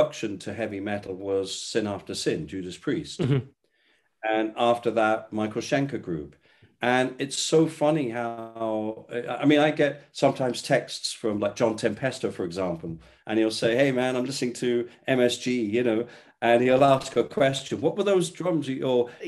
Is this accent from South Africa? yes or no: no; England, United Kingdom; moved away as an adult; also born or lived in Los Angeles, United States; I'm English